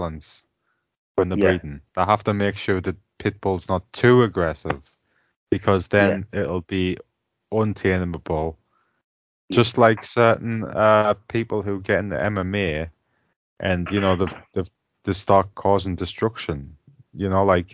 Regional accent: United Kingdom; us Limeys

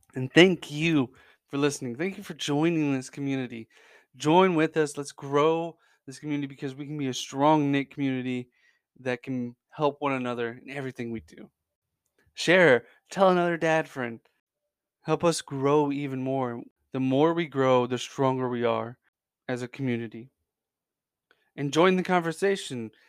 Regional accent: Central Indiana, United States; born and raised in Central Indiana

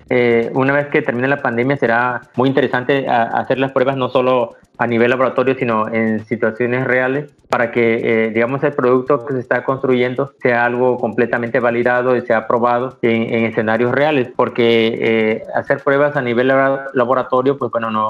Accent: Mexico; ese libro representa un logro muy importante para nosotros como investigadores mexicanos que tuvimos la oportunidad de coordinar este trabajo

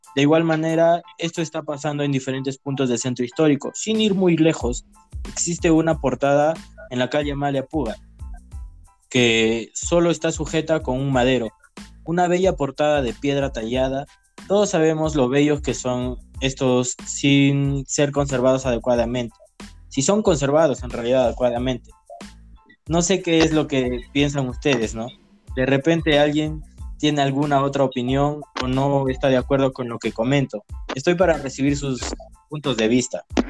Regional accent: Cajamarca, Peru; Todos somos de Cajamarca

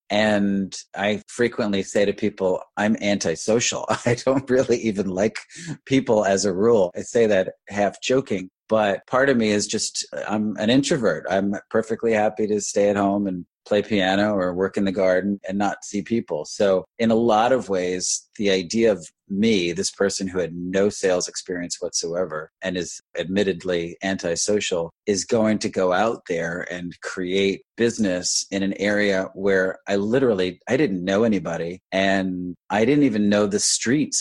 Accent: Westchester County, New York, United States; moved away as an adult; also born or lived in Evanston, Illinois; now in Monmouth County, New Jersey, United States; I grew up in Westchester County in New York

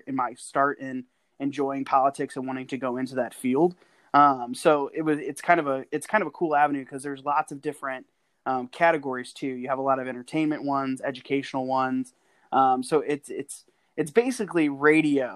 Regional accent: St. Louis, Missouri, United States; moved away as an adult; now in Kansas City, United States; I grew up in St. Louis

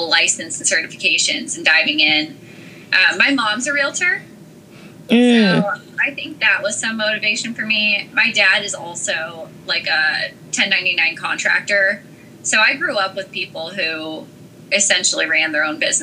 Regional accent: Carson City, Nevada, United States; moved away as an adult; now in Washington, D.C. area, United States; I'm originally from Carson City, Nevada, and I had moved to the area right after college

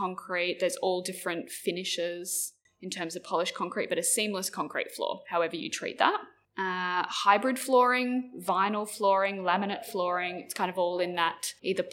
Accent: New South Wales, Australia; now in Queensland, Australia; I grew up in New South Wales

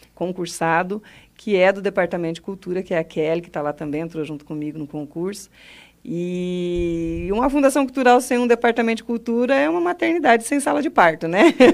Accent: Mato Grosso, Brazil; moved away as an adult; also born or lived in Cascavel, Paraná / Roraima; now in Foz do Iguaçu, Brazil; fui com o povo lá para o Mato Grosso

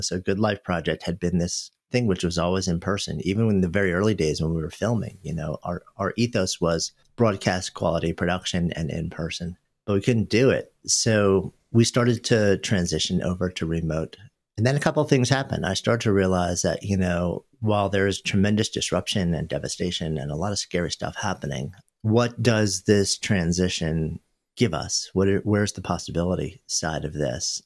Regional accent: New York, United States; moved away as an adult; now in Boulder, United States; I grew up just outside of New York and lived in the city for my entire adult life for thirty years

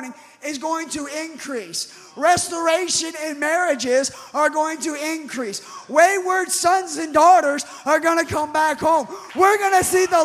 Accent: United States; I was born in the United States

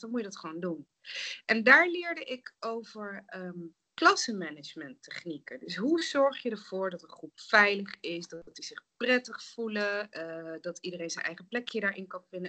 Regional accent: Nijmegen, Gelderland, Netherlands; moved away as an adult; also born or lived in The Hague / Rotterdam / Germany / Singapore; Ik ben dus opgegroeid in Nijmegen en omgeving

